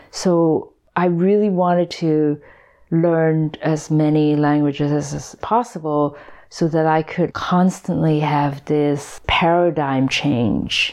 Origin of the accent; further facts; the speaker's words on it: Hong Kong; English is a second language; When I was in Hong Kong, like I barely spoke English, but by the time I came here, I had to learn English.